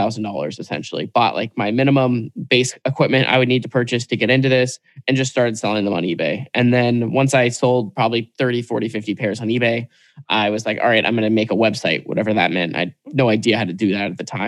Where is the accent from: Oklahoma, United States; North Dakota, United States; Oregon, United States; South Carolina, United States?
Oregon, United States; Portland; growing up in Portland, Oregon, I'm like 5-10 minutes from Nike headquarters here.